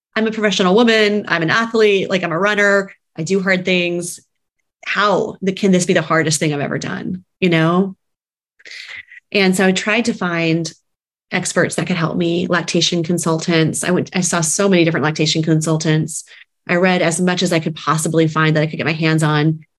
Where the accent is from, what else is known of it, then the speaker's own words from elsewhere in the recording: San Antonio, Texas, United States; moved away as an adult; also born or lived in New York City; now in Kansas City, United States; we are originally from Texas, San Antonio, Texas, and moved to New York City for a period of time in our 20s and 30s